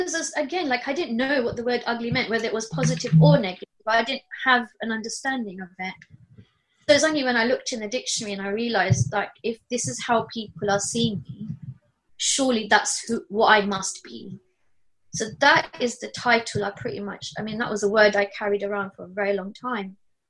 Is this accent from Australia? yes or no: yes; Australia; Everyone, I'm just Aussie, you know.